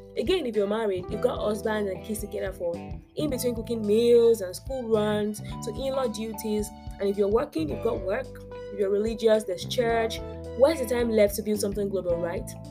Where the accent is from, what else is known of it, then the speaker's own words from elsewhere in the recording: Nigeria; being African and being Nigerian